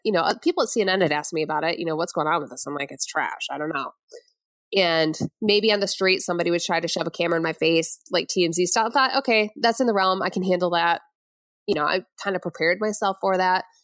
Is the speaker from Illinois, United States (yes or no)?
no; Flint, Michigan, United States; moved away; I'm from Flint, Michigan, outside of there.